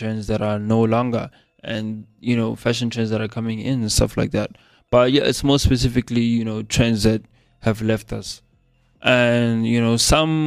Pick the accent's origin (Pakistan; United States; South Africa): South Africa; accent: South African English; my normal accent, which is this one, the South African English accent